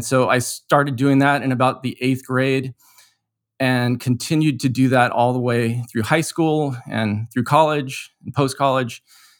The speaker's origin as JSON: {"language": "English", "country": "United States", "said": "Well, you know, I'm Japanese American, right? I'm actually half Japanese. My mom is third generation Japanese American."}